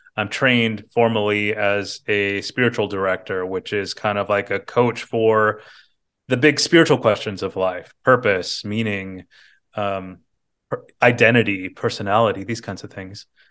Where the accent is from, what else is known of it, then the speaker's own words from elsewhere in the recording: Bakersfield, California, United States; now in San Francisco, United States; I was born in Bakersfield, California, Central Valley, California